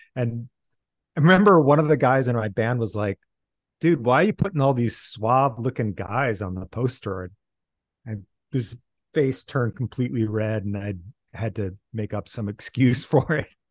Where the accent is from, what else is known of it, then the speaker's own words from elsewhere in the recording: Iowa City, Iowa, United States; moved away; I grew up in Iowa City